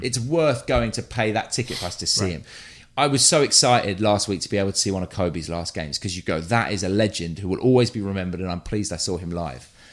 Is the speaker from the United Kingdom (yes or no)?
yes; London, United Kingdom; moved away; I grew up North London near Arsenal